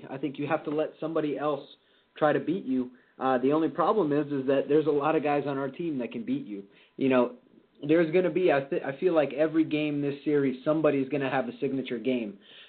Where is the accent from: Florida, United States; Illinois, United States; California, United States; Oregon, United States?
Illinois, United States; Chicago; now in Miami, United States; I actually grew up in Chicago when the Bulls were winning all the championships. I was in Chicago for all six championships that the Bulls won.